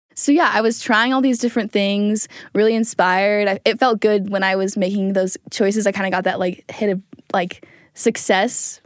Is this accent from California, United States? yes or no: no; Springville, Utah, United States; I'm from Springfield, Utah